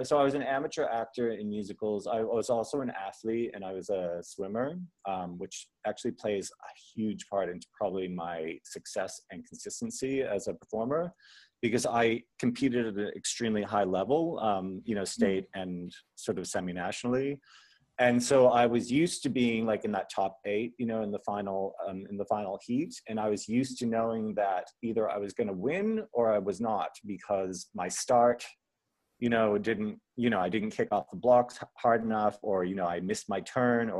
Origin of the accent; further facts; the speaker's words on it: United States; moved away as an adult; also born or lived in New York / Fiji; now in Australia; I'm an American born Australian actor who also sometimes works in Fiji where I've been living for the past 6 years, but I'm now back in Australia